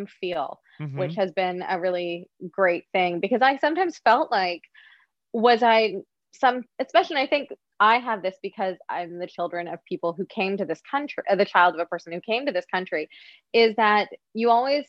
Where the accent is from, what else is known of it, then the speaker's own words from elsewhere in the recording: Montreal, Quebec, Canada; born in Montreal